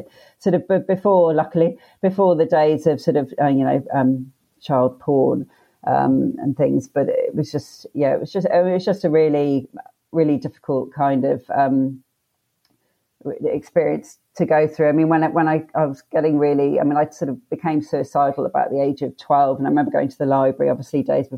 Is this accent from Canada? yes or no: no; London, United Kingdom; also born or lived in Leicester / Australia; So we moved to London from Leicester, which is sort of up more north in the UK, when I was six.